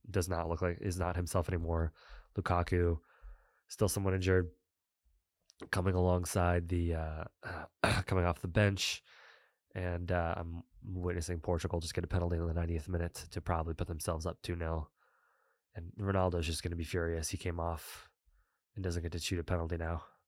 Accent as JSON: {"language": "English", "country": "United States", "said": "as an American"}